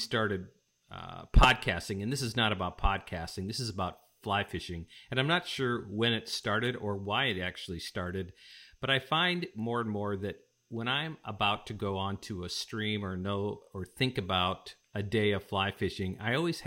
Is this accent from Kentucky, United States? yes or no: no; Chicago, Illinois, United States; We're from Chicago